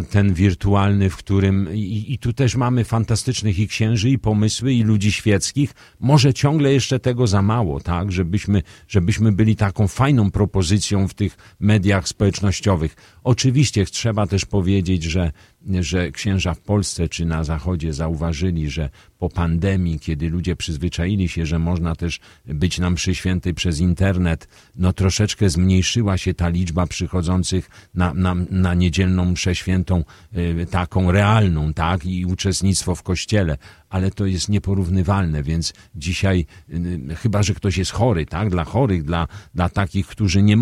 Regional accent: Radom, Masovian Voivodeship, Poland; Tu się urodziłem, tu, tu mieszkali rodzice, tu, tu są moi przyjaciele, tu są, jest moja rodzina. No, kocham Radom.

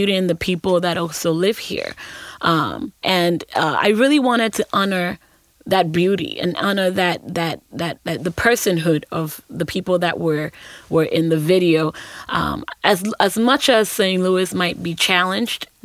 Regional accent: Accra, Greater Accra, Ghana; moved away; also born or lived in Ashanti Region, Ghana; I'm from Ghana

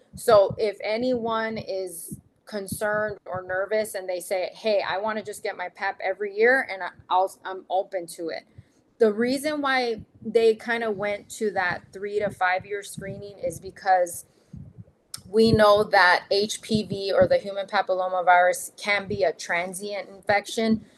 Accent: Texas, United States; moved away as an adult; also born or lived in Dallas, Texas; now in Arizona, United States; I'm from Texas

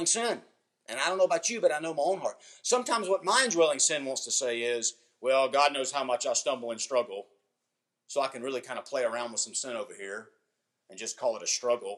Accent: United States; being an American

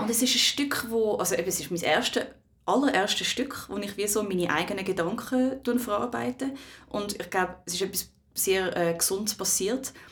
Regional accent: Switzerland; Ich bin in der Schweiz aufgewachsen

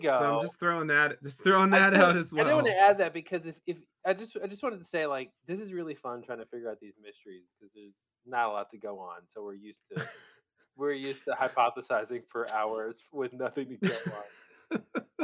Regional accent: United Kingdom; like, well, we're British, so we use surnames

